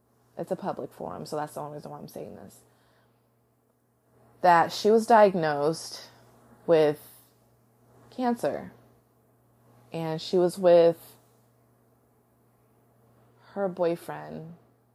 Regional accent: United States; I can only speak from an American culture because I am American

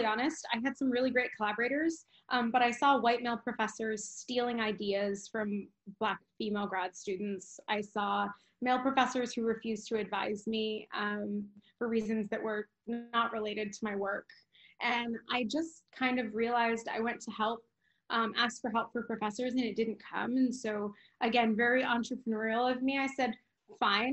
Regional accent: Midwest, United States; moved away; also born or lived in California; I'm Mexican American and I'm from the Midwest

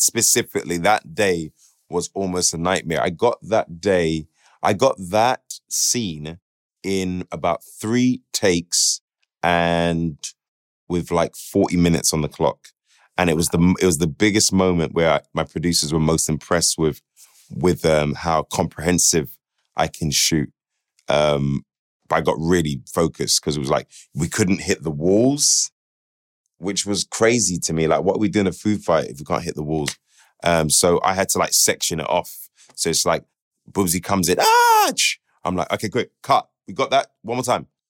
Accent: United Kingdom; who we are as British people

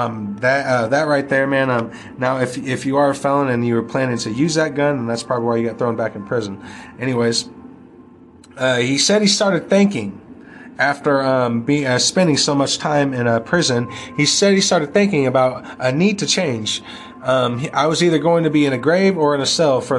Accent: United States; we as Americans

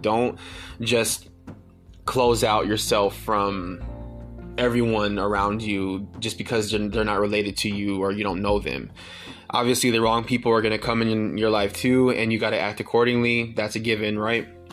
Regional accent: Pontiac, Michigan, United States; now in Austin, United States; moving all the way across the country from my hometown in Pontiac, Michigan, all the way to Austin

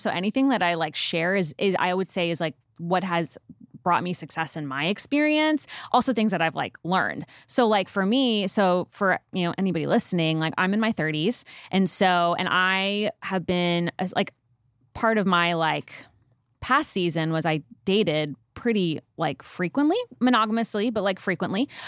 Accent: Northeast, United States; also born or lived in Nashville; now in Dallas, United States; We're both from the Northeast

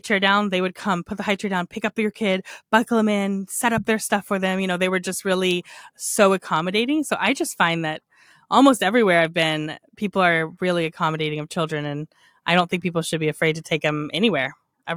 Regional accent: United States; As an American

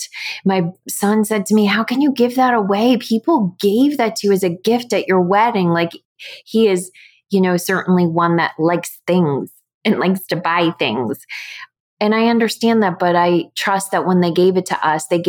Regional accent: United States; I grew up in the States

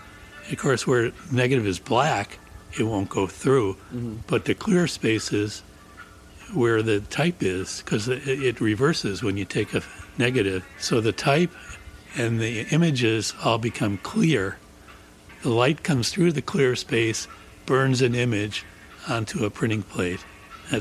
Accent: Chicago, Illinois, United States; moved away as an adult; now in Madison, United States; we're both from Chicago

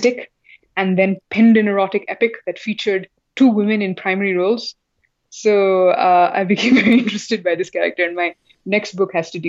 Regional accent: South India, India; what happened in North India, where I come from South India, but we ourselves in South India are not so familiar with our own histories

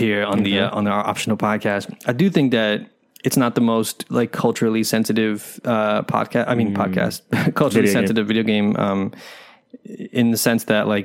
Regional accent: New York City, New York, United States; as a New Yorker and especially as a, you know, person of color and someone who's grown up here

